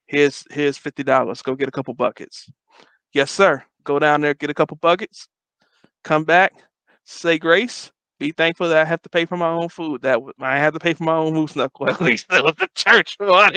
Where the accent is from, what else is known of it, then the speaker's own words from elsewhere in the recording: Detroit, Michigan, United States; moved away; I'm from Detroit.